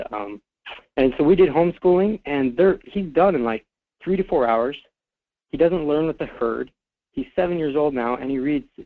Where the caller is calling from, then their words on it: Fairbanks, Alaska, United States; from Fairbanks.